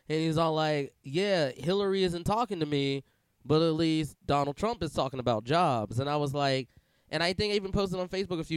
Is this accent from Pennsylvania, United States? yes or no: yes; Pennsylvania, United States; I'm from Pennsylvania